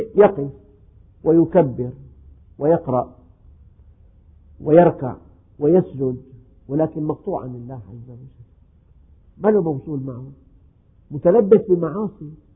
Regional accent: Syria; عندنا في الشام

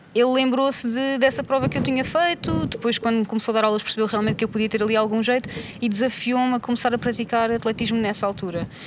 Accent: São Martinho, Portugal; Cresci aqui em São Martinho

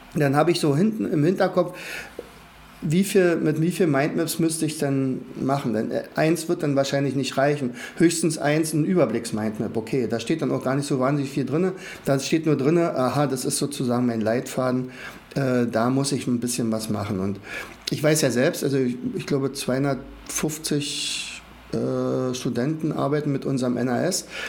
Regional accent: Rauen, Brandenburg, Germany; ich komme aus Brandenburg, also dort speziell aus Rauen, das ist in der Nähe von Fürstenwalde

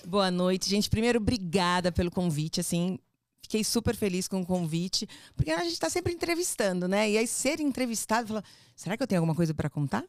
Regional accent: São Paulo, Brazil; accent: paulista; also born or lived in Rio de Janeiro, Brazil / Spain; Fui criada no Fluminense até os 10 anos, até os 10 anos, depois a gente mudou para São Paulo

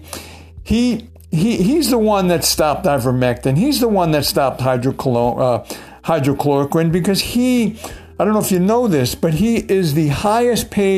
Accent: New York City, New York, United States; I'm from New York City

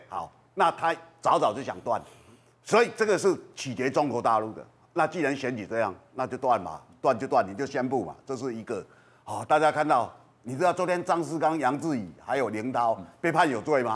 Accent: Kinmen County, Taiwan; 我是金门人啊

